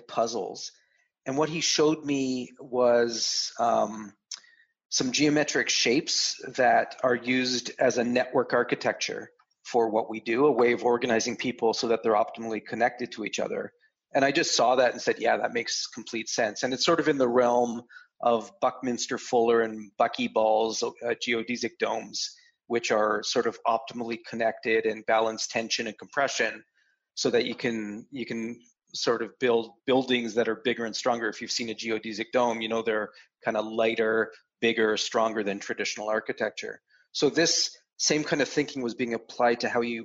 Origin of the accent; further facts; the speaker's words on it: Canada; I'm a Canadian